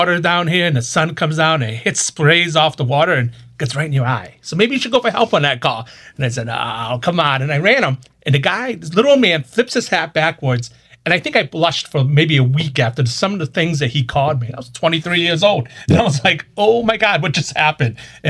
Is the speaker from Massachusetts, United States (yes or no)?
yes; Boston, Massachusetts, United States; accent: northern; I'm from Boston area.